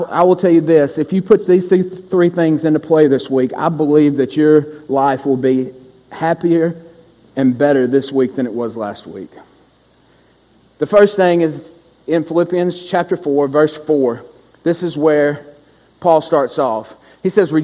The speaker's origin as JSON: {"language": "English", "region": "Louisiana", "country": "United States", "said": "we're from Louisiana, and we're on senior trip"}